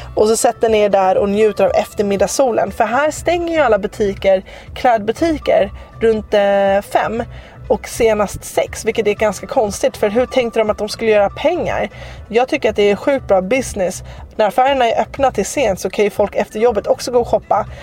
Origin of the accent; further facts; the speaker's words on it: Sweden; hemma i Sverige